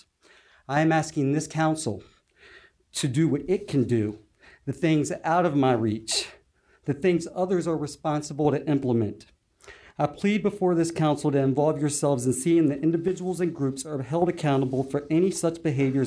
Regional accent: Chesapeake, Virginia, United States; Growing up in the Indian River section of Chesapeake, downtown Norfolk has been my backyard

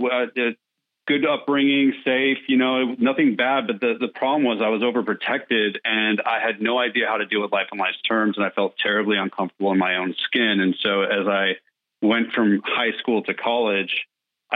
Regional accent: California, United States; now in Nashville, United States; I was in California

